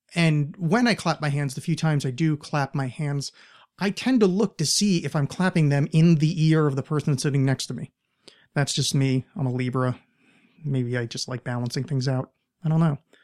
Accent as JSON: {"language": "English", "region": "outside of New York", "country": "United States", "tie": "born or raised there", "moved": "yes", "lives_now": "Portland, United States", "said": "I grew up right outside of New York"}